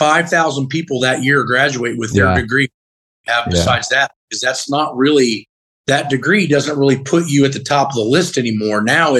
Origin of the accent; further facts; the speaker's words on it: Muncie, Indiana, United States; I'm up from Muncie.